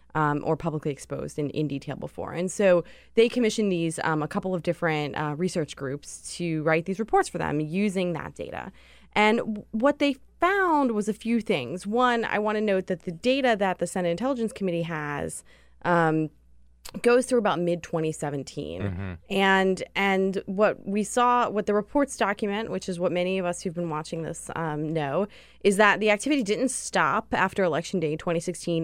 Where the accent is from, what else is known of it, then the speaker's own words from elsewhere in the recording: Pittsburgh, Pennsylvania, United States; I'm from Pittsburgh